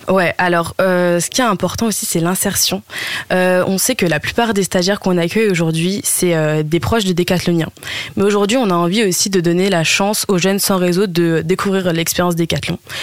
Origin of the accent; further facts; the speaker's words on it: Oise, Hauts-de-France, France; moved away as an adult; now in Lille, France; de base je viens de l'Oise, mais je suis venue à Lille